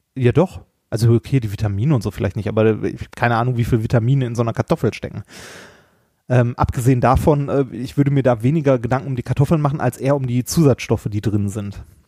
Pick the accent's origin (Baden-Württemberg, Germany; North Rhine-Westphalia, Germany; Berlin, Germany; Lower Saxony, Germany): North Rhine-Westphalia, Germany; Essen; moved away; als ich noch in Essen gewohnt habe, bin ich in Essen-Altendorf aufgewachsen